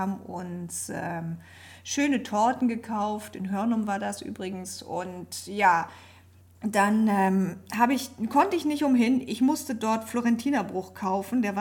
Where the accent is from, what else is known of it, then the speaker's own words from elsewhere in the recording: Germany; Ich komme hier aus der Nähe von Bremen.